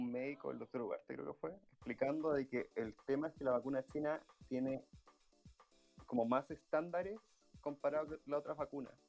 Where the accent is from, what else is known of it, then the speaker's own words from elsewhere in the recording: Santiago, Santiago Metropolitan Region, Chile; somos santiaguinos sorprendidos